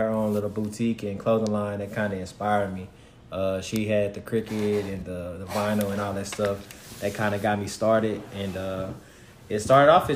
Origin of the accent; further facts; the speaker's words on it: DeSoto, Texas, United States; now in Denton, United States; I'm from Dallas, Texas, DeSoto, more so